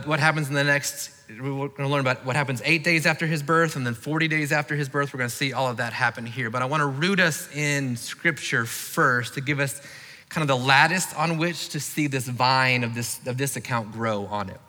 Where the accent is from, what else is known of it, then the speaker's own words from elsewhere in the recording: Florida, United States; I grew up in Florida